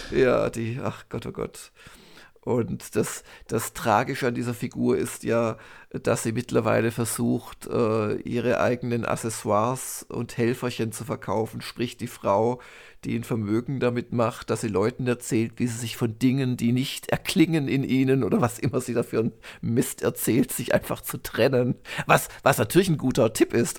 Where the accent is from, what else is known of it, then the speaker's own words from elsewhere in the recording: Baden-Württemberg, Germany; Gymnasium äh, aus, also aus, aus Baden-Württemberg, war das so ein Programmpunkt in der 9. Klasse